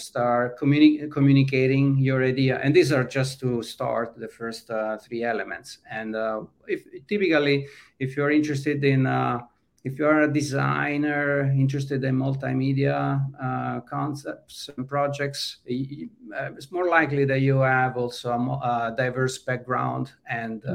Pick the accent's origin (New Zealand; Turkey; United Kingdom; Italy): Italy; moved away as an adult; now in California, United States; i was running a software house that then became a web agency in my hometown and at that time in the mid 90s wasn't really difficult to find clients in uh, mid-sized towns in italy